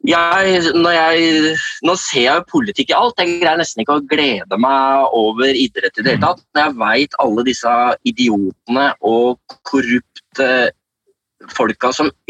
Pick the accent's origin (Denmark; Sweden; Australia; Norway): Denmark; Norwegian is a second language; jeg er jo en dansk journalist ikke sant